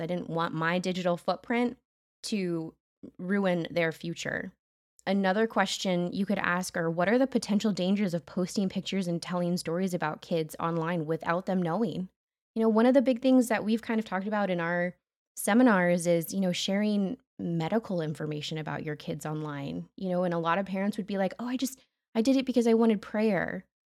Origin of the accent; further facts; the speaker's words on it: United States